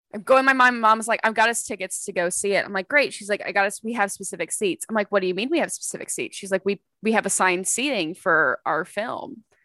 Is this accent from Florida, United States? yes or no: no; Texas, United States; I worked at the Cinemark in my hometown